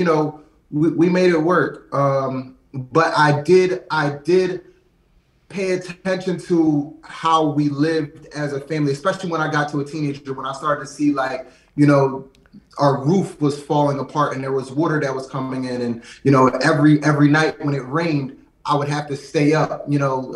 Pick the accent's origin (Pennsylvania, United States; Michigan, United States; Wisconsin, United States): Pennsylvania, United States; Lansdowne; I actually grew up in a small suburb, like right outside of West Philly, in Lansdowne